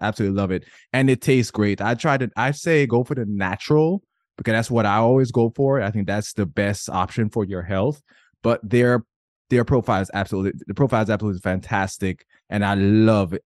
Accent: Jamaica; I grew up in Jamaica, men were not allowed to cry

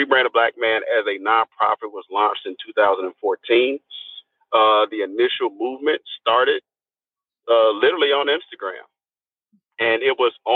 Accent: Nashville, Tennessee, United States; moved away; I'm originally from Nashville, Tennessee. I started here. I haven't always lived here, but I've done a lot of work here. I grew up here.

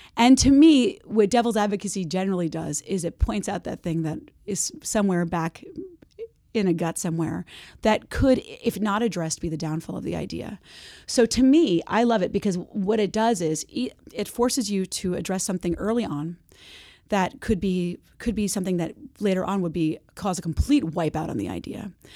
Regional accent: New Jersey, United States; moved away as an adult; also born or lived in San Francisco, California; I'm from New Jersey, and I'm back there now. I live there now

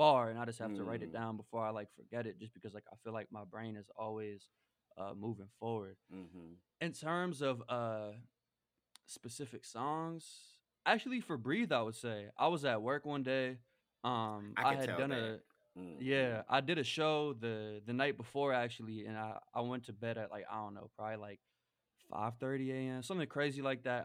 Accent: New York, United States; also born or lived in Chicago; growing up in New York

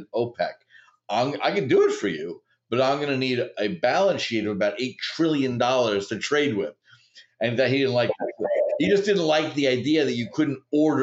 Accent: New York, United States; also born or lived in Chicago; I grew up in New York

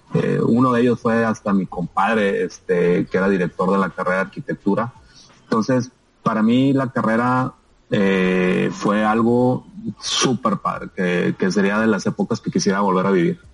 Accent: Hermosillo, Sonora, Mexico; moved away as an adult; also born or lived in Morelia, Michoacán / Monterrey, Nuevo León / Tucson, Arizona; Yo soy de Hermosillo. Bueno, mucha gente no sabe, pero yo nací en Morelia, Michoacán, y como al año y medio mis papás se fueron a vivir a Hermosillo.

